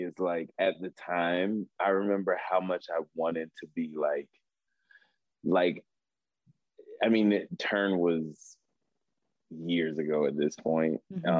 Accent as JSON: {"language": "English", "region": "Southern United States", "country": "United States", "said": "I could outslave anybody in LA because I was from the South."}